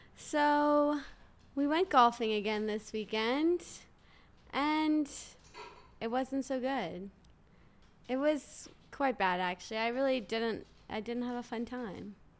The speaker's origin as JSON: {"language": "English", "town": "New Orleans", "region": "Louisiana", "country": "United States", "said": "I'm from New Orleans"}